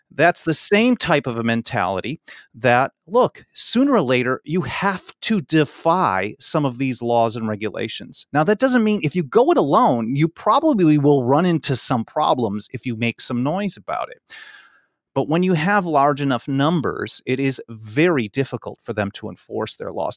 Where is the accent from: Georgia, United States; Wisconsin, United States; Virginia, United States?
Wisconsin, United States; now in Los Angeles, United States; I grew up in Wisconsin